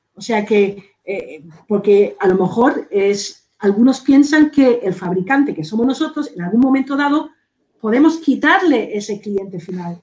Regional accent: Spain; nosotros aquí en España

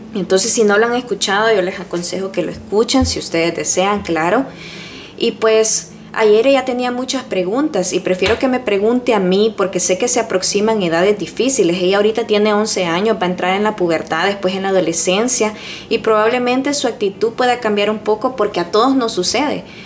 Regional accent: El Salvador; now in United States; En mi país, por ejemplo, en El Salvador

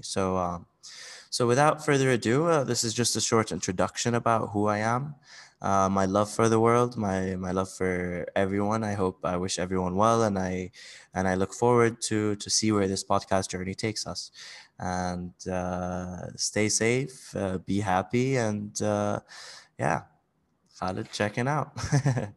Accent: Bahrain; also born or lived in Saudi Arabia / Switzerland / United Kingdom / United States; now in Dubai, United Arab Emirates; I'm actually, uh, Saudi, uh, but I grew up mainly in Bahrain.

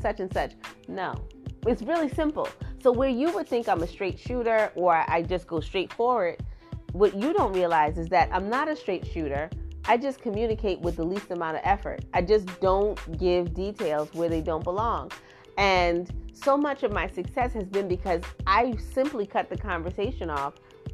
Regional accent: Trinidad & Tobago; now in United States; I am from Trinidad and I was raised in Trinidad

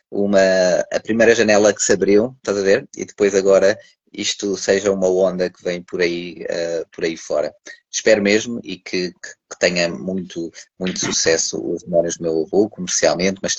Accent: Lisbon, Portugal; quando as pessoas vão de férias e vão para a terra, porque eu sou de Lisboa, ir para a terra e depois é naqueles meses de verão e depois volta

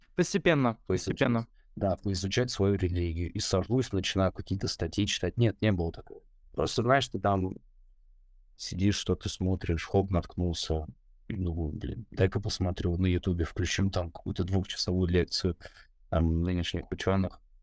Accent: Moscow, Russia; московское воспитание

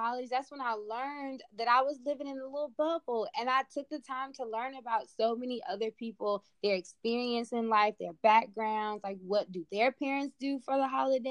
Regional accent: Charlotte, North Carolina, United States; growing up in Charlotte

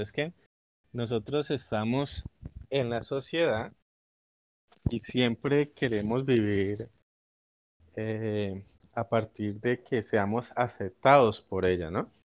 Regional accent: Colombia; como colombiano

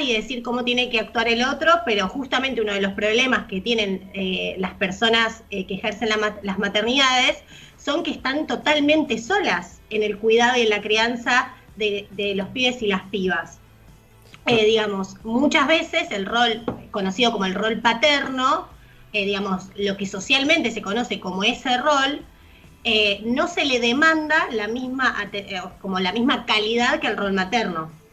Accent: Buenos Aires, Argentina; nosotros somos porteños

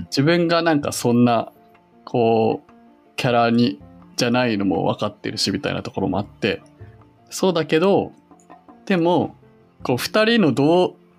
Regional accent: Yokohama, Kanagawa, Japan; born or raised there

